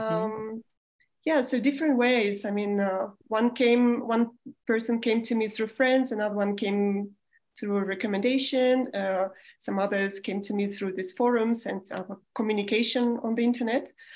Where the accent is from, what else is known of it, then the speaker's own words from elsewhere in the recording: Moscow, Russia; moved away as an adult; also born or lived in Germany / Spain; I was born in the Soviet Union still in Moscow.